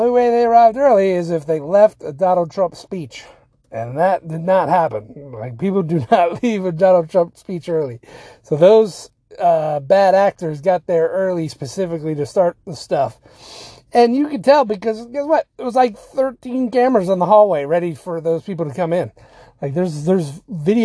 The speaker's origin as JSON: {"language": "English", "town": "Virginia Beach", "region": "Virginia", "country": "United States", "said": "I'm from Virginia Beach"}